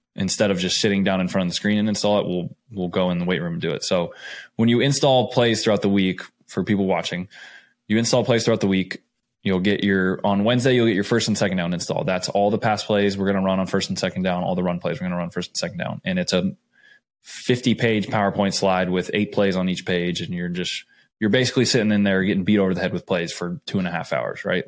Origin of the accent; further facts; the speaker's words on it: Scottsdale, Arizona, United States; moved away; I am a kid from Scottsdale, Arizona. I grew up there.